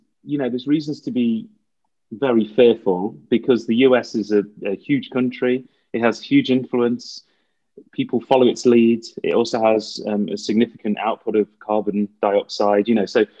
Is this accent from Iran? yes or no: no; Derby, East Midlands, United Kingdom; I am British, so I'm from the East Midlands in England, and from a city called Derby. And growing up, there was an interesting experience